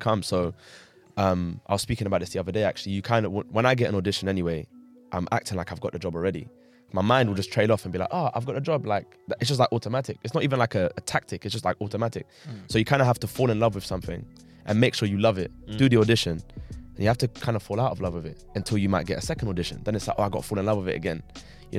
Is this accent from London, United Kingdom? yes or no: yes; London, United Kingdom; I grew up in Southwest Battersea.